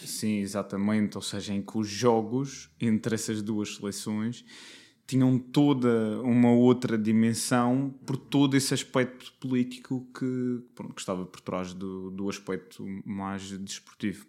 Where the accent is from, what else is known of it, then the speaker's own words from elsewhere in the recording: Madeira, Portugal; Vim da Madeira